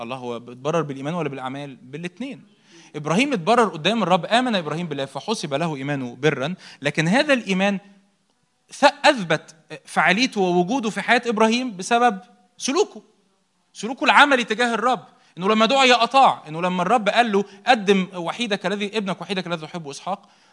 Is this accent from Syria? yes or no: no; Egypt; احنا مصريين